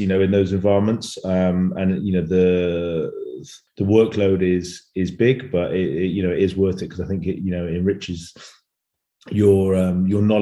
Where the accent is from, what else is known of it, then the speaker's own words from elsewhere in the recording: England, United Kingdom; moved away as an adult; now in France; a 33-year-old Englishman